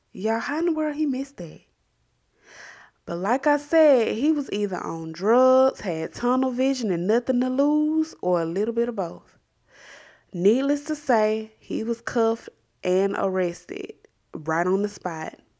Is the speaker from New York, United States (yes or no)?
no; Columbus, Georgia, United States; my hometown of Columbus, Georgia